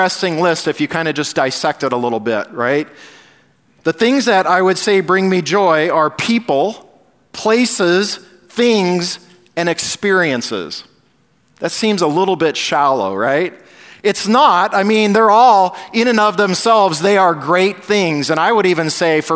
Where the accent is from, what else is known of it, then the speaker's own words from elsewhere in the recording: Southern California, United States; I grew up in Southern California